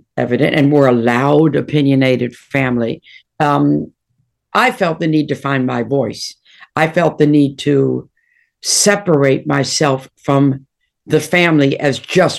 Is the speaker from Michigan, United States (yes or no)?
yes; Detroit, Michigan, United States; I mean, I grew up in Detroit and Motown was my god.